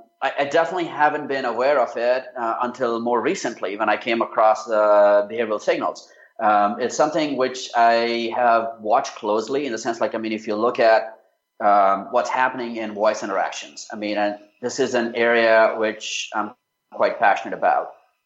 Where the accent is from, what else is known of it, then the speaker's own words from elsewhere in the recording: India; also born or lived in Australia / Japan / United Kingdom; I grew up in India. My dad was in the armed forces, so we never really stayed in one city for more than a few years.